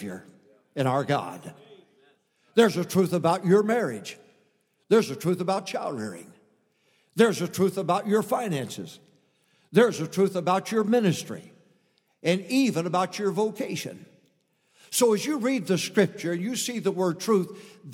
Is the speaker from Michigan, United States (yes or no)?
yes; a little town in Michigan, United States; I came from a little town, a conservative town in Michigan, of 800 to 900 people in that town